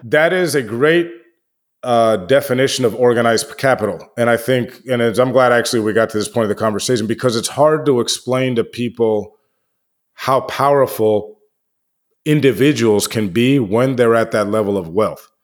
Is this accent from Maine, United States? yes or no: no; Washington, District of Columbia, United States; I grew up in Washington, D C